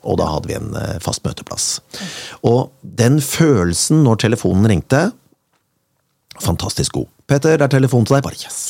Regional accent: Kongsberg, Buskerud, Norway; Jeg kommer fra Kongsberg med opp mot 2,5 til 3 meter snø på vinteren

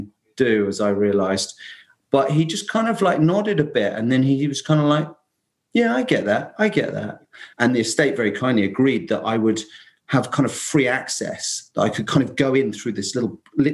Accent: London, United Kingdom; moved away as an adult; now in Essex, United Kingdom; I'm actually in that little old island, England, about an hour northeast of London, where I come from

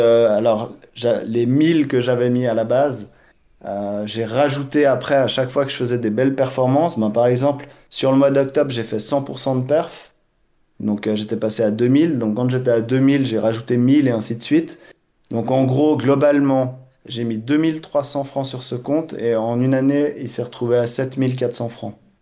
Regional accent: Switzerland; j'ai grandi en Suisse, j'adore ce pays

